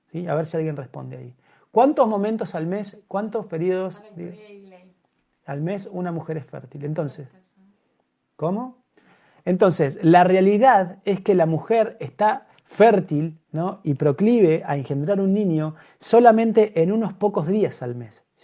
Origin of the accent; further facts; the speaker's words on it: Argentina; born there; porque nacimos en Argentina, nacimos en Occidente